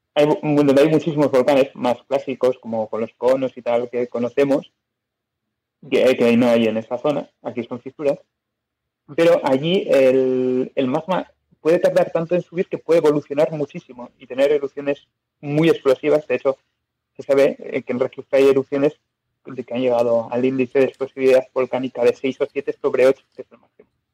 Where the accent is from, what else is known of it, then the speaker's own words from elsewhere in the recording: Biscay, Basque Country, Spain; yo soy de Vizcaya